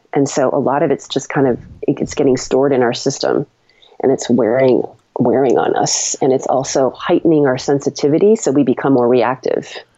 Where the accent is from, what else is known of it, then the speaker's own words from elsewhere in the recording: Longmeadow, Massachusetts, United States; grew up in Long Meadow